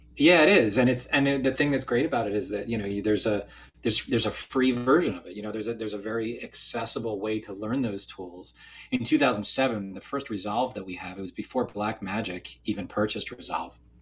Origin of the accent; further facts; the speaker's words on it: central northern New Jersey, United States; moved away as an adult; also born or lived in Philadelphia; I grew up in kind of central northern New Jersey